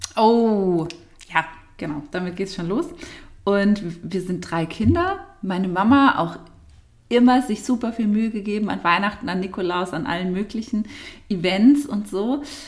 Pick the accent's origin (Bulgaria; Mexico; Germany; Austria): Germany; Nagold, Baden-Württemberg; sind wir aus Nagold, glaube ich, schon gar nicht mehr richtig rausgekommen